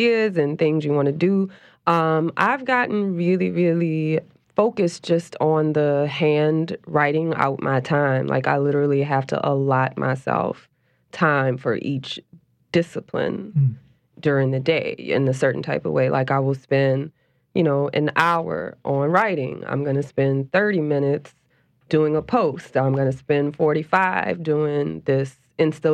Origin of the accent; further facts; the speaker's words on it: New Orleans, Louisiana, United States; I grew up in New Orleans, and altars and shrines are a real big part of the culture here.